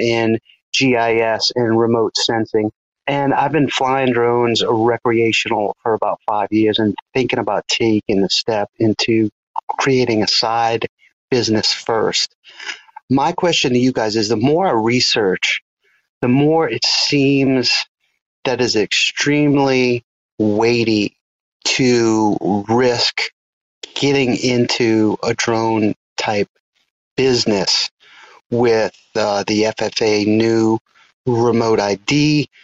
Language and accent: English; New Orleans, Louisiana, United States; I'm from Southeast Louisiana in the New Orleans area